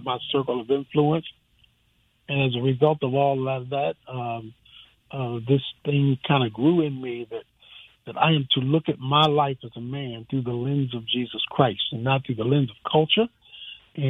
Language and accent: English; Baltimore, Maryland, United States; Born and raised.